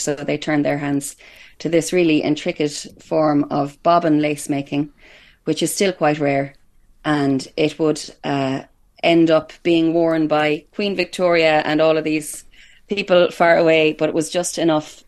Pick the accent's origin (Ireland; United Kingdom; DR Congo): Ireland; Headford, Connacht; I'm coming to you live from Hertford in County Galway, which would be my hometown